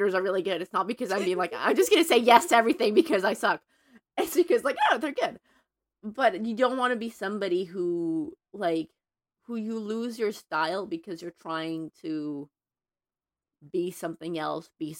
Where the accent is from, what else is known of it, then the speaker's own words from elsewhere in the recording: Mexico; moved away as an adult; now in Los Angeles, United States; I'm Mexican American, but I grew up in Mexico until 3 years ago.